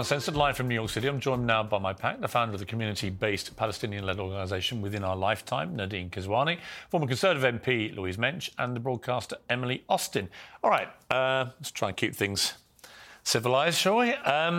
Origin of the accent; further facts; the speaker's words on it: Ireland; Well, I'm Irish